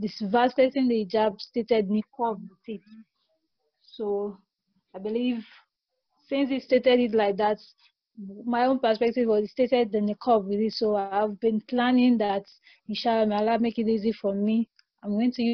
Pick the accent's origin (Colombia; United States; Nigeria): Nigeria; I'm from Nigeria